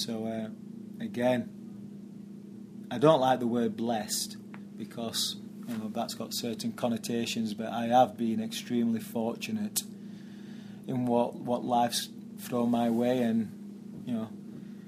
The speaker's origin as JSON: {"language": "English", "town": "Barnsley", "region": "Yorkshire and the Humber", "country": "United Kingdom", "tie": "born or raised there", "moved": "as an adult", "lives_now": "New York, United States", "said": "I played for Barnsley as a youth player. They're my hometown team"}